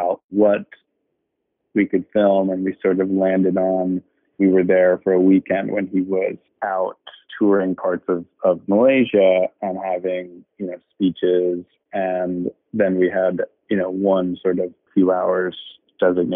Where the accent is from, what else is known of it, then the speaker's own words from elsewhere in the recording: United States; me being an American